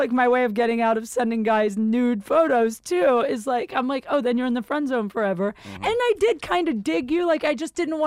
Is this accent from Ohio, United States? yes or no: yes; Canton, Ohio, United States; I'm from Canton